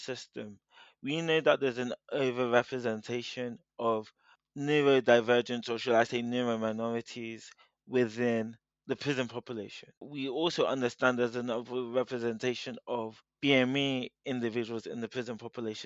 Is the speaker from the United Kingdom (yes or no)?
yes; United Kingdom; I'm a British-born Nigerian.